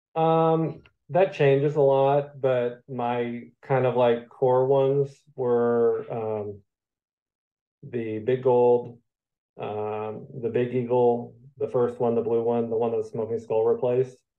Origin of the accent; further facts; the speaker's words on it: Michigan, United States; moved away; I'm originally from Michigan